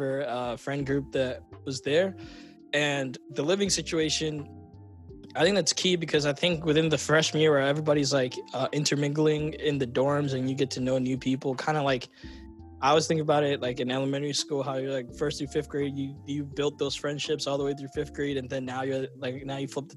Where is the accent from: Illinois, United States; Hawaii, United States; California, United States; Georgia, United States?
Georgia, United States; Roswell; all of us, like, growing up in Roswell